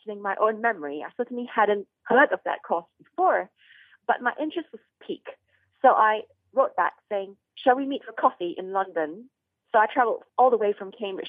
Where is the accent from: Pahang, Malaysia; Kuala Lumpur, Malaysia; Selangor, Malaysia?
Kuala Lumpur, Malaysia; I was growing up in Kuala Lumpur